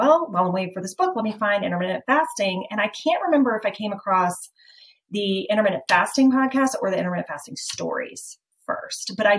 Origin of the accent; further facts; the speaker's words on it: Chapel Hill, North Carolina, United States; also born or lived in Summerfield, North Carolina; I grew up in Chapel Hill. Okay. So I am a born and bred Tar Heel